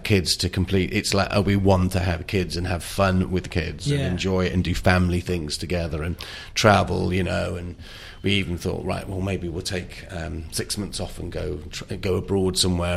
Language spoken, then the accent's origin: English; North Wales, United Kingdom; moved away; also born or lived in New York; I'm from Wales, North Wales